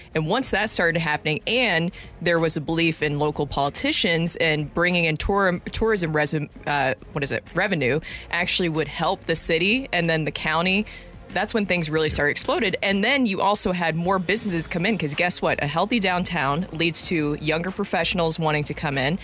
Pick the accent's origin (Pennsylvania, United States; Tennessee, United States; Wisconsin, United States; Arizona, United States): Tennessee, United States; Nashville; now in St. Louis, United States; I'm from Nashville